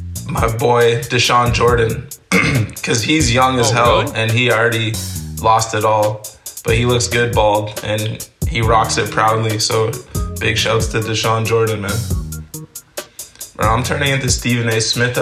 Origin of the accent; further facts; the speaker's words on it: Amsterdam, North Holland, Netherlands; born there; My dad's from Cameroon, and I was born in Holland, in Amsterdam.